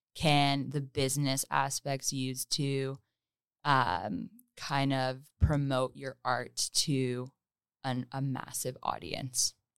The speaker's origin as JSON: {"language": "English", "town": "Hamilton", "region": "Ontario", "country": "Canada", "tie": "born or raised there", "moved": "as an adult", "lives_now": "Toronto, Canada", "said": "I was born and raised in Hamilton"}